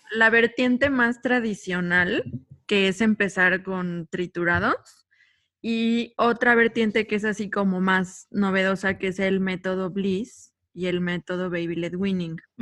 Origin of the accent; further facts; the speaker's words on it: State of Mexico, Mexico; moved away as an adult; now in Cancún, Mexico; yo soy originaria del Estado de México, llevo ocho años viviendo acá en Cancún